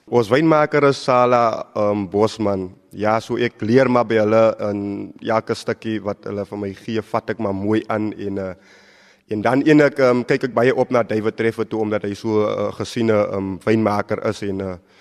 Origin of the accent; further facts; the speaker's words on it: South Africa; my as 'n Suid-Afrikaner